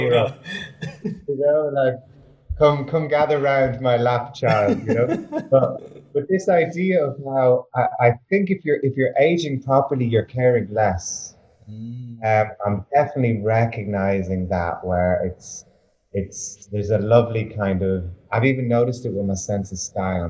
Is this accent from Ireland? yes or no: yes; Ireland; moved away as an adult; now in Berlin, Germany; I grew up in a little village in Ireland, tiny little village, 1,000 people, 3 pubs.